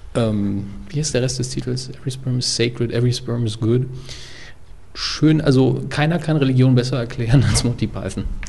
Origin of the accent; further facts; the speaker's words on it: Saarland, Germany; als Saarländer